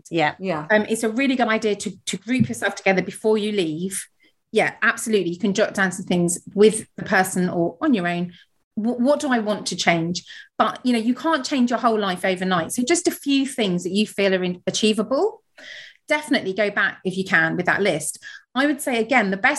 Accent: Surrey, South East England, United Kingdom; also born or lived in London; now in Devon, United Kingdom; I grew up in Surrey

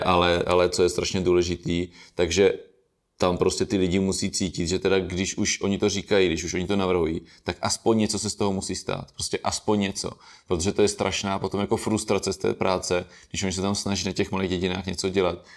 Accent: Brno-Country District, South Moravian Region, Czechia; já jsem z Brno venkova

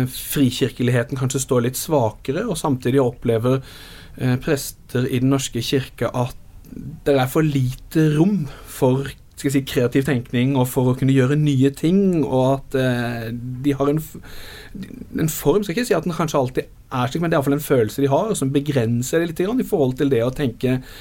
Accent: Arendal, Agder, Norway; ungdomsarbeidet i Arendal, hvor jeg vokste opp

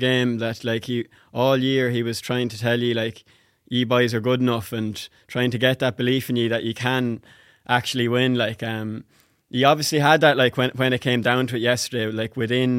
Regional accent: Ireland; I'm from Lara, not too far away from me now

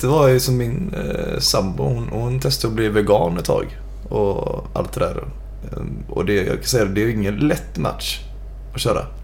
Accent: Gothenburg, Västra Götaland, Sweden; Jag är uppvuxen på Bergkvistgatan

